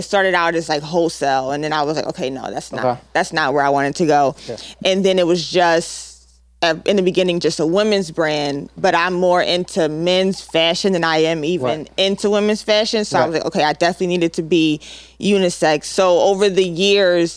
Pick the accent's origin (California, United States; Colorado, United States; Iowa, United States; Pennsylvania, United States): Pennsylvania, United States; Philadelphia; I'm from Philly